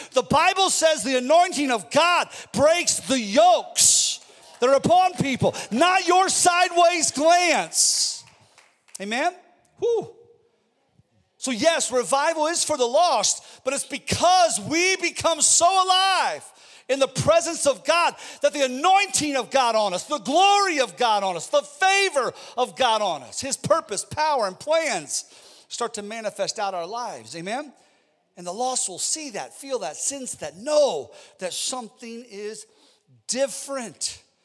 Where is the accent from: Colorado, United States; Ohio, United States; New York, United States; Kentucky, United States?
Ohio, United States; I'm from Ohio, and we had steel plants where I, I grew up